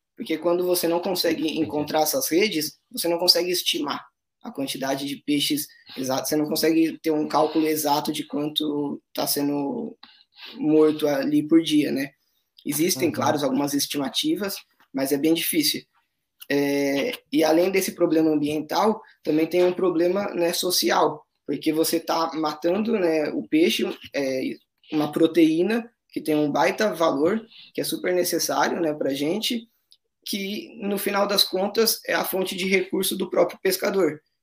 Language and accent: Portuguese; São Paulo, Brazil; moved away as an adult; now in Ilha Grande, Brazil; nós somos de São Paulo, tanto ela quanto eu.